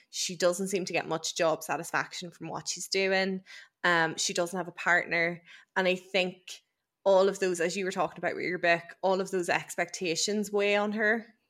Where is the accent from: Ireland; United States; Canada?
Ireland; as an Irish person